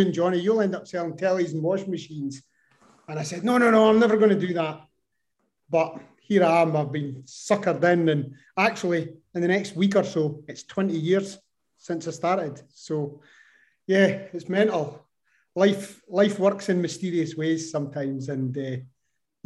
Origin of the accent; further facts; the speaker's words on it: Kirriemuir, Scotland, United Kingdom; also born or lived in France; born and bred in Kirriemuir